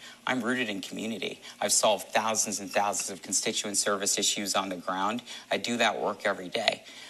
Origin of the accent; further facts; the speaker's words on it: Rhode Island, United States; I was born and raised in Rhode Island, and I've been doing that for my entire career. So, like I shared, I've been a teacher for nearly the last decade.